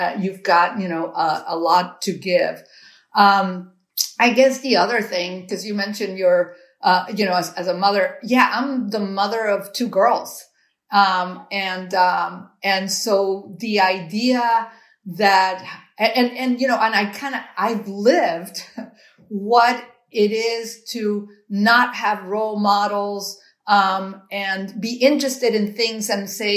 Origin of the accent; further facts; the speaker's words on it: Cuba; moved away; I was born in Cuba. My parents, you know, left what they thought, you know, was a repressive regime, and they left with literally nothing to start all over again.